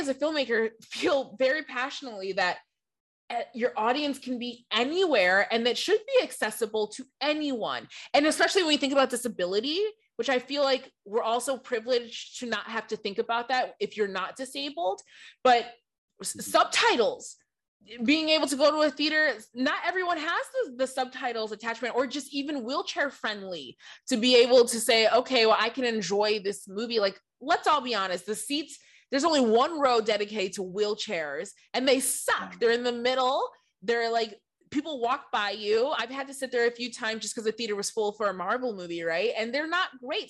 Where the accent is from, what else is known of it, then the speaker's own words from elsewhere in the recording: Michigan, United States; now in Los Angeles, United States; I grew up in Michigan, and coming from LA to Michigan, you really see how small my town is